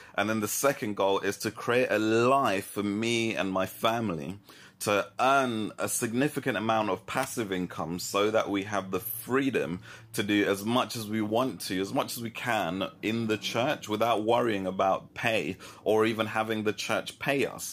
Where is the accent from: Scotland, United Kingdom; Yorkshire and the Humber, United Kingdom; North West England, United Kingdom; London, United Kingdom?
London, United Kingdom; moved away as an adult; also born or lived in Kenya; now in Brighton, United Kingdom; I'm originally from London. Well, actually, I'm originally from Kenya. I was born in Kenya and then moved to London.